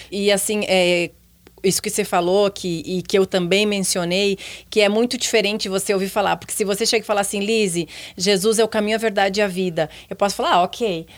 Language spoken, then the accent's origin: Portuguese; Porto Alegre, Rio Grande do Sul, Brazil; eu sou de Porto Alegre, sou gaúcha